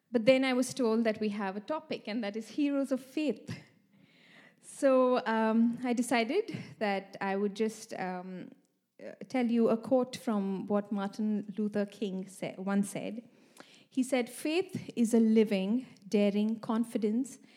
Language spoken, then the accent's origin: English; India; moved away as an adult; also born or lived in Sweden; now in Malmö, Sweden; I've been living here for the past 5 years in Sweden. I come from India